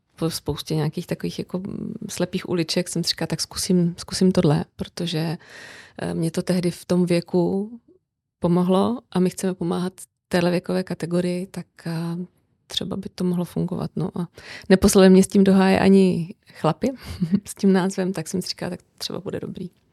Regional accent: Brno, South Moravian Region, Czechia; now in Prague, Czech Republic; já žiju v Praze, přestože jsem z Brna

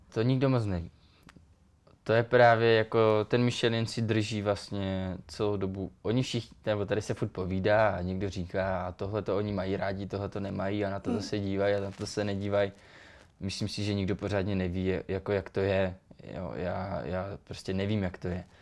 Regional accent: Czechia; moved away; tam u nás v Beskydech, já pocházím z Beskyd

